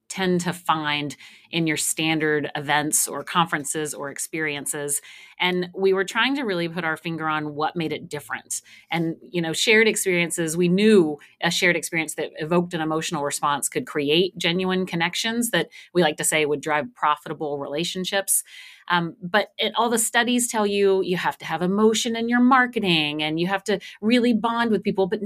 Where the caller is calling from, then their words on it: Austin, Texas, United States; I am here just north of Austin, Texas.